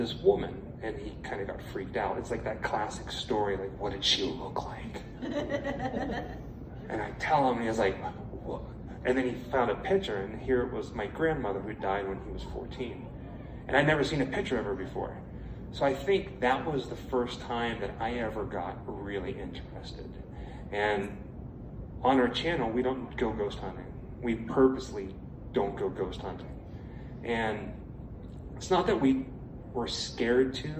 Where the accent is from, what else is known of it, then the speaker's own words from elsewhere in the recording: Pittsburgh, Pennsylvania, United States; growing up in Pittsburgh, my mother was a huge horror fan